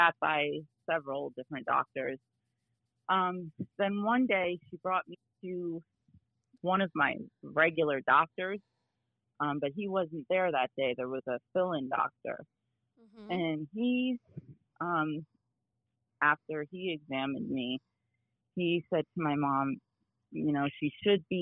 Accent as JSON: {"language": "English", "region": "New Jersey", "country": "United States", "said": "I'm from New Jersey"}